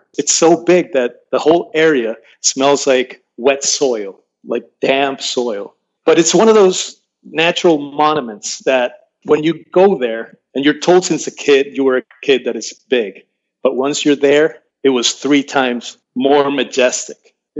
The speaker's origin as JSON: {"language": "English", "town": "Caracas", "region": "Capital District", "country": "Venezuela", "tie": "born or raised there", "also_born_or_lived": "Valencia, Venezuela", "said": "I was born in Caracas, and I live between Caracas and Valencia, which are big cities in the north of Venezuela. And I had never been south of these cities."}